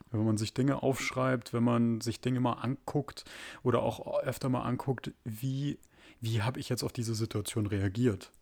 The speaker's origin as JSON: {"language": "German", "country": "Germany", "said": "bei uns in Deutschland"}